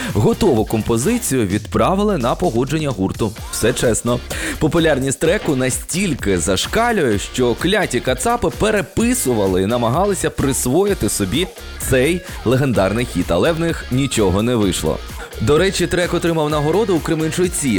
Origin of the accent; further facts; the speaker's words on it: Zaporizhzhia, Zaporizhzhia Oblast, Ukraine; я родом із Запоріжжя